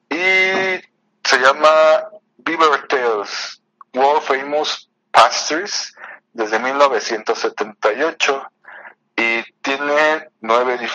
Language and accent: Spanish; Mexico; Porque hashtag soy macho, soy mexicano.